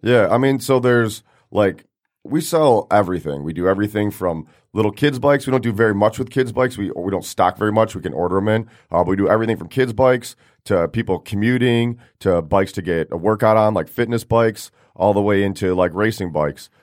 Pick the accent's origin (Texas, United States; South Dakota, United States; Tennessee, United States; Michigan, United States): Michigan, United States; Rochester; also born or lived in Detroit area; I grew up in Rochester, mainly